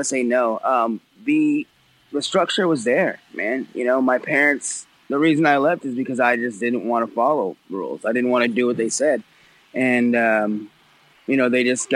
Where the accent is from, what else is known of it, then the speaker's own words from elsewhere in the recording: Abbotsford, British Columbia, Canada; outside of Vancouver. It's called Abbotsford. It's like 30, 40 minutes outside of Vancouver